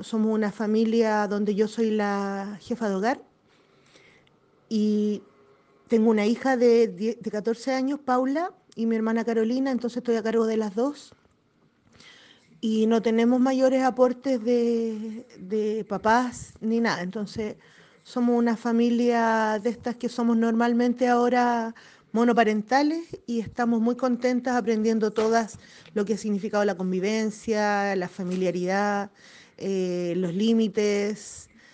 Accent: Catapilco, Valparaíso, Chile; Nosotros somos de acá de Catapilco, del sector de la Hacienda, de Zapallar.

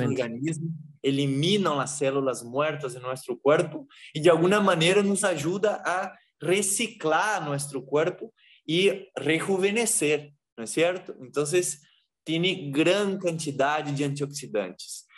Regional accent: Brazil; moved away as an adult; now in Peru; eu sou brasileiro

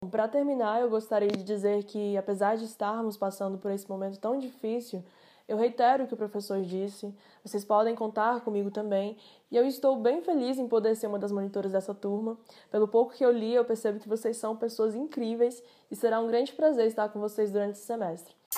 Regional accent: Águas Lindas de Goiás, Goiás, Brazil; nasci e moro em Águas Lindas de Goiás

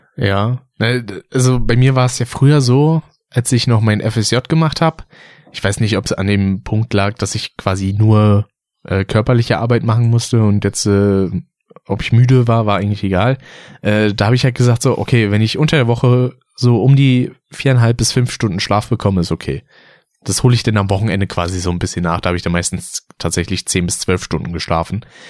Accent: Berlin, Germany; Wenn man aufgewachsen ist in Berlin

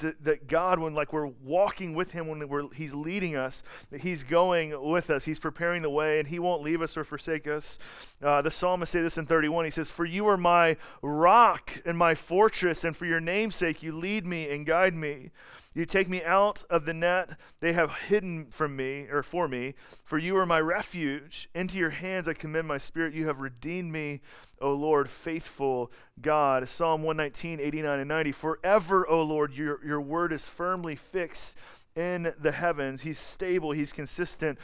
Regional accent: Atlanta, Georgia, United States; moved away as an adult; also born or lived in Colorado; now in Kansas City, United States; I'm from Atlanta, and then I lived in Colorado for a little bit, and then I worked at Grace in Kansas City for a little bit

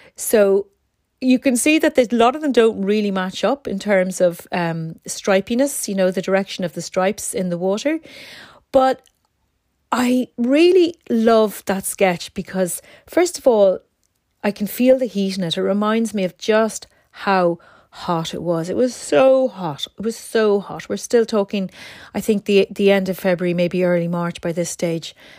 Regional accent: Ireland; I'm from Ireland.

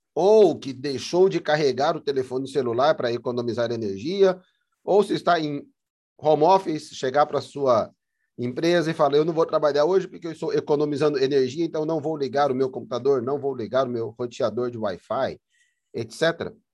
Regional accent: Paraná, Brazil; moved away as an adult; also born or lived in São Paulo, Brazil; now in Moorhead, United States; a companhia paranense de energia no estado de onde eu sou nascido e criado

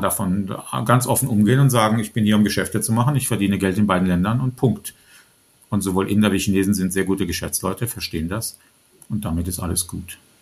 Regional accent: Germany; als Deutsche

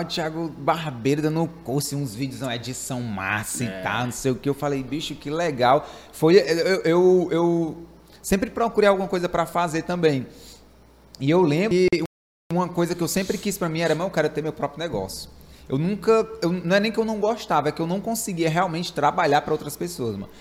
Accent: Fortaleza, Ceará, Brazil; eu sou de Fortaleza

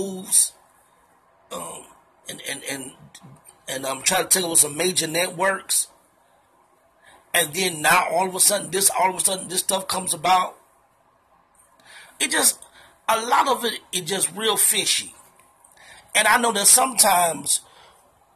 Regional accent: Chicago, Illinois, United States; I'm from the Chi.

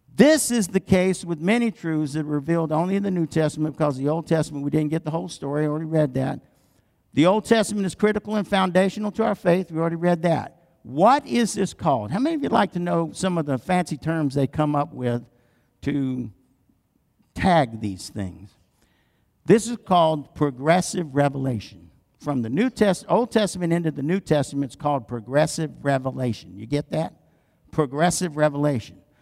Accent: the South, United States; I'm from the South

